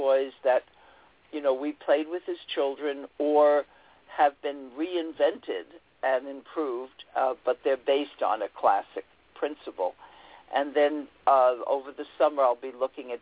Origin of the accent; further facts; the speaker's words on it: New York City, New York, United States; I grew up in Queens and went to Queens College and studied education there